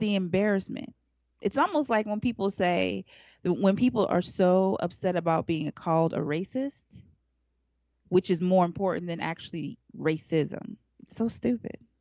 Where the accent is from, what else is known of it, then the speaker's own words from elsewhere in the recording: Alaska, United States; now in Atlanta, United States; I grew up in Alaska